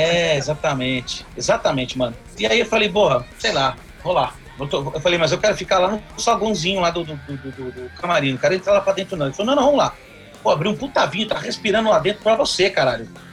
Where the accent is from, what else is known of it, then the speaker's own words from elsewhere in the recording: Brazil; eu sou do Brasil